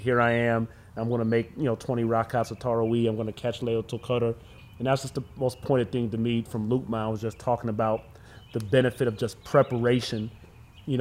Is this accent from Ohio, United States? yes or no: yes; Cleveland, Ohio, United States; also born or lived in Erie, Pennsylvania; I'm born and raised in Cleveland, Ohio.